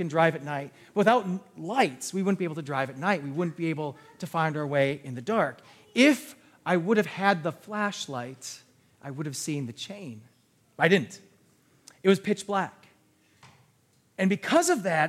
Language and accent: English; New Berlin, United States; I grew up in the New Berlin area, all these different areas